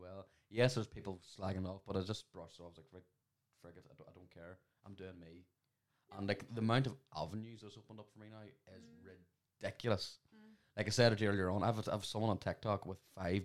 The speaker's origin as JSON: {"language": "English", "town": "Dungannon", "region": "Northern Ireland", "country": "United Kingdom", "tie": "born or raised there", "moved": "yes"}